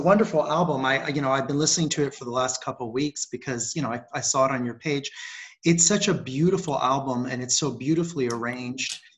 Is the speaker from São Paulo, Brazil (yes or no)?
no; Rio de Janeiro, Brazil; moved away; grew up in in Rio, Rio de Janeiro